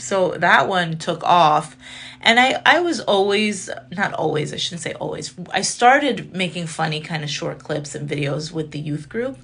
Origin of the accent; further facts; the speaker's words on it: Chicago, Illinois, United States; I was born in Chicago. My parents are from Syria